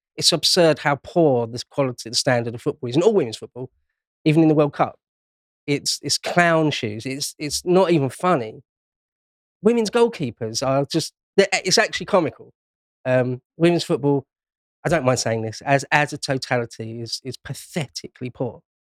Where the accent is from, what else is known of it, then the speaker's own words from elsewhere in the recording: London, United Kingdom; I was born and raised in London, well, Greater London.